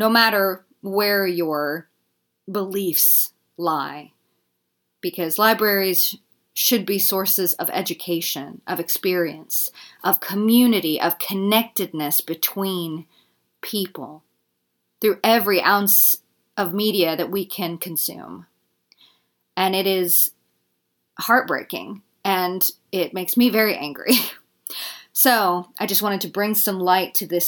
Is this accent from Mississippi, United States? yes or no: yes; Mississippi, United States; In Mississippi, my hometown